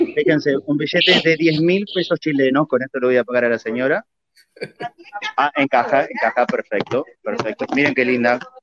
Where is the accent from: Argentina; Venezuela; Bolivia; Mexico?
Argentina; Buenos Aires; accent: porteño; yo que vengo de Buenos Aires